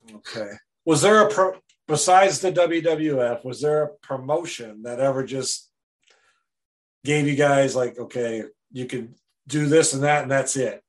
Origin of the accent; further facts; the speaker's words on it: Wisconsin, United States; moved away; I'm from Wisconsin originally